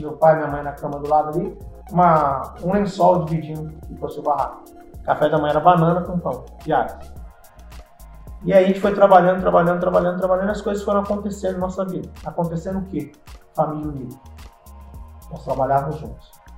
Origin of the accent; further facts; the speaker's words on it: Terra Rica, Paraná, Brazil; moved away; also born or lived in Ouro Preto do Oeste, Rondônia; eu sou paranaense, vim do Paraná, eu acho Paraná uma, cidade chamada Terra Rica